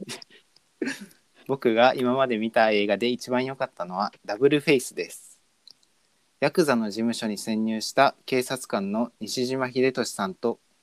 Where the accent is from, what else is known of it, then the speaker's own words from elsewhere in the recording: Okinawa, Japan; 自分沖縄県民としては